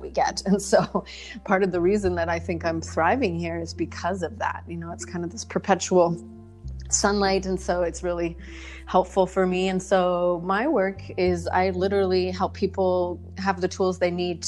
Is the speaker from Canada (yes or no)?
yes; Canada; moved away as an adult; also born or lived in British Columbia; now in Maui, United States; I'm originally from Canada